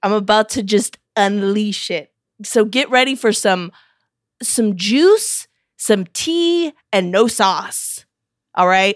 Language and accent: English; Missouri, United States; I'm from Missouri